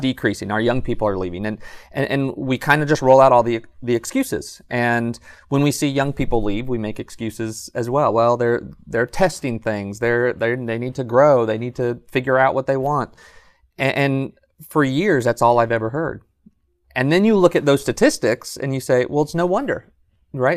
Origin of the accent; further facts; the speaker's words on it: Southern California, United States; moved away as an adult; also born or lived in San Jose, California; now in Athens, Alabama, United States; I grew up in Southern California and was preaching actually in Northern California, San Jose area